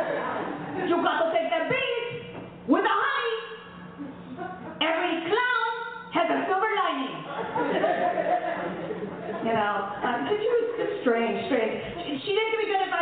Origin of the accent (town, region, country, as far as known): New York City, New York, United States; born or raised there; also born or lived in Mayagüez, Puerto Rico